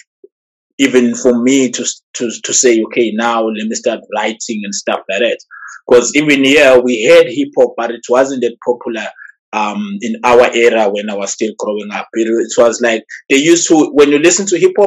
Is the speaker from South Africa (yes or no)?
yes; Eshowe, KwaZulu-Natal, South Africa; I'm from Ishawe. There's a small town.